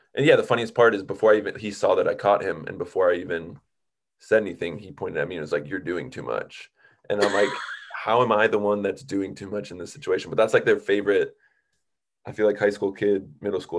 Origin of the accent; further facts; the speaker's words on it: Minnesota, United States; moved away as an adult; also born or lived in Boston / Chicago area; now in Southern California, United States; I grew up in Minnesota